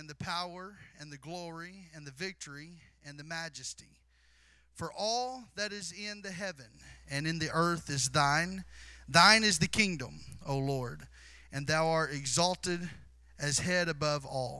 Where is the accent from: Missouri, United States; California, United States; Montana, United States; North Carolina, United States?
Missouri, United States; Southeast; I was born and raised in Southeast Missouri